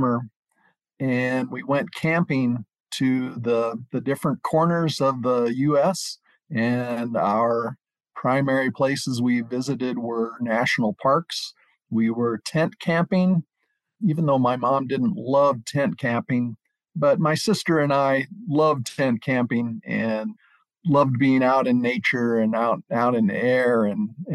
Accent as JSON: {"language": "English", "town": "Omaha", "region": "Nebraska", "country": "United States", "tie": "born or raised there", "moved": "yes", "said": "I had a family growing up in Omaha, Nebraska"}